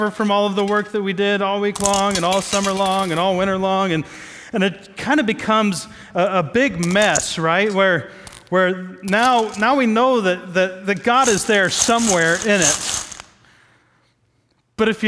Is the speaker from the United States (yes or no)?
yes; Midwest, United States; I grew up in the Midwest